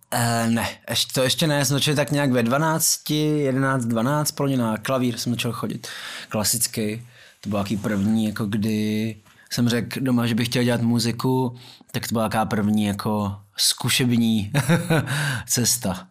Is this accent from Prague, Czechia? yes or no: yes; Prague, Czechia; vyrůstal jsem v Myslíkovce